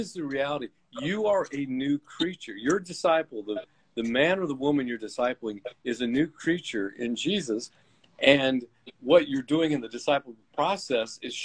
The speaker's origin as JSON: {"language": "English", "country": "United States", "said": "I'm an American"}